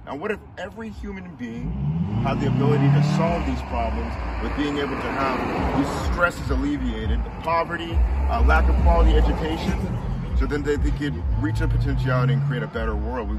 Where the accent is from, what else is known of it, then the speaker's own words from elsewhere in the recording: Tacoma, Washington, United States; Yeah. University Place area.